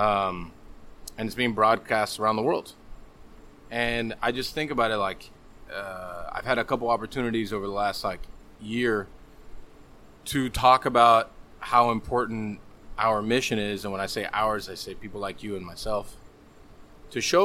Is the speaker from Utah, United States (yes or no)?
no; Hialeah, Florida, United States; also born or lived in Miami; I was born in fucking Hialeah